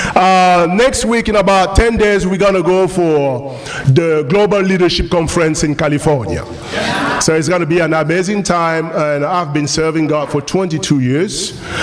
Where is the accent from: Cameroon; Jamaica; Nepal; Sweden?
Cameroon; first language French; English is a second language; moved away; also born or lived in France / United States; I was born in Africa. I was born in Cameroon uh, 47 years ago